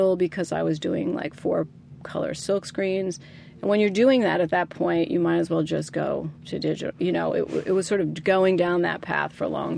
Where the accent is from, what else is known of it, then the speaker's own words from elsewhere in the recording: New Jersey, United States; I grew up in New Jersey